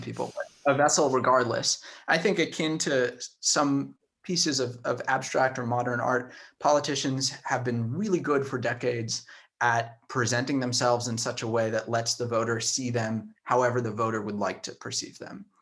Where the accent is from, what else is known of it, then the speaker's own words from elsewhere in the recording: Tucson, Arizona, United States; work in my hometown, in my home street